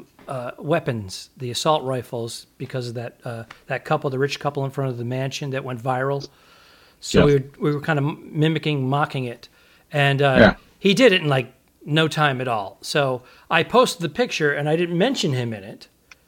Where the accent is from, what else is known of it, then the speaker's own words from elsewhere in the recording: New England, United States; the coffee to have growing up in New England.